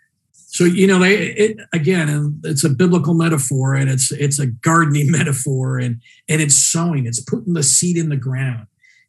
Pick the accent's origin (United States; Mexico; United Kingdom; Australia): Mexico; You know, I told you earlier about my family growing up in Mexico